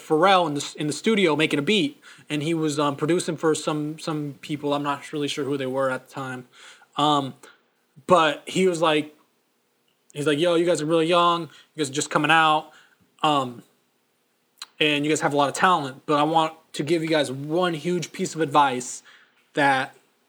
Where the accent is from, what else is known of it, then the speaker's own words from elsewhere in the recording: Seattle, Washington, United States; I'm from Seattle